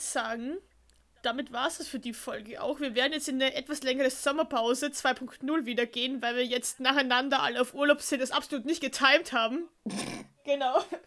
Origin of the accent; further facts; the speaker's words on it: Austria; bei uns in Österreich